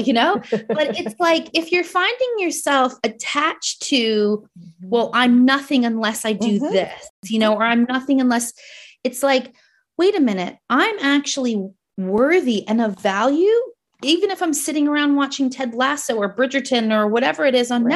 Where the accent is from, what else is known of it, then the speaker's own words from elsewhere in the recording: New Jersey, United States; accent: Jersey; moved away as an adult; also born or lived in New York; now in New Zealand; I was a New Yorker, but like, but I'm from Jersey. So I have my Jersey accent